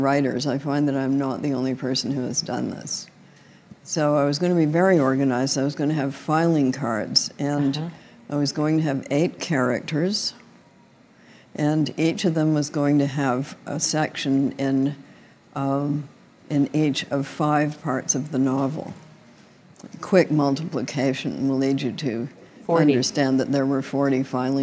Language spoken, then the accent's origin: English; Canada; I'm Canadian.